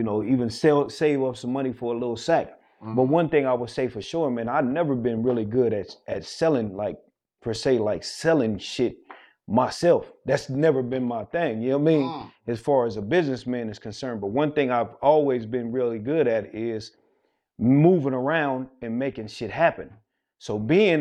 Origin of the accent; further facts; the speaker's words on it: San Bernardino, California, United States; I was originally growing up in San Bernardino